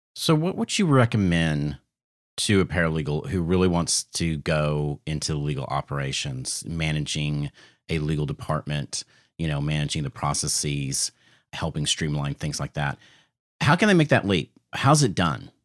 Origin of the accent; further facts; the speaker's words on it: the South, United States; I'm from the South